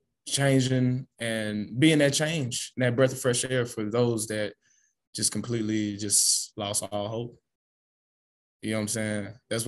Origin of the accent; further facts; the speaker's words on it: Los Angeles, California, United States; Man, I'm from South Central LA. Gang culture, you know what I'm saying? This is all I know.